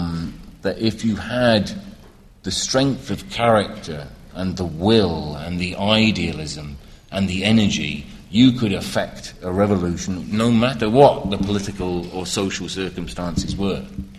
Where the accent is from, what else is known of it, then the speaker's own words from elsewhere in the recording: United Kingdom; As a British person, I saw it with the IRA growing up